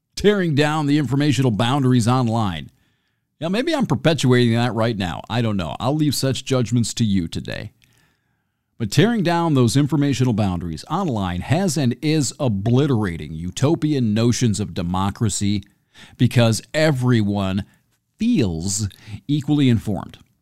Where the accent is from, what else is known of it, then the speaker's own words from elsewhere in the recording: near Homer, Michigan, United States; moved away; I grew up near Homer